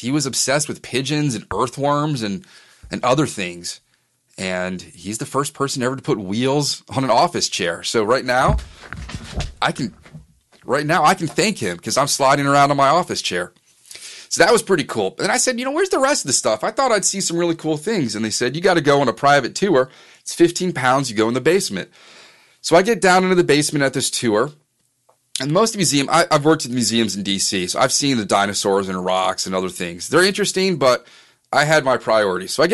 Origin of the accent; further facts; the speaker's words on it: Northern Virginia, United States; I grew up in Northern Virginia